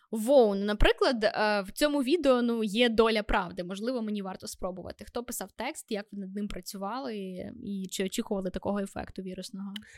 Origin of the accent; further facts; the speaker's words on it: Vinnytsia, Vinnytsia Oblast, Ukraine; я з Вінниці